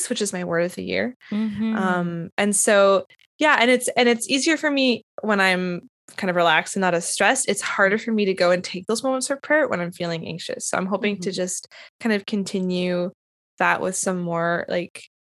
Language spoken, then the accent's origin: English; Winnipeg, Manitoba, Canada; now in Nashville, United States; I'm from Winnipeg and there's lots of Ukrainian Catholics there